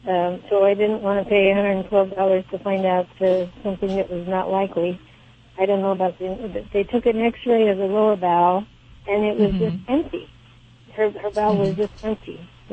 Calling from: Monticello, Illinois, United States; I am in Monticello, Illinois.

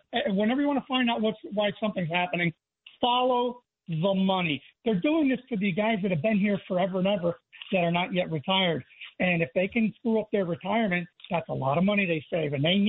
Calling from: Brick, New Jersey, United States; Yeah, I was calling from Brick, not Brooklyn.

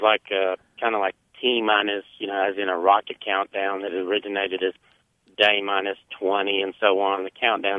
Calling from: Odessa, Texas, United States; I'm calling from Odessa, Texas

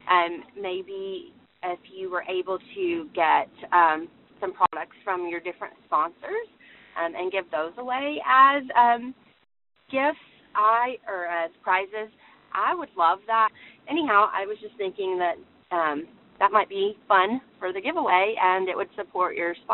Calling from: Dallas, Texas, United States; I was calling about the what we did as kids that would never fly today, and … from Dallas.

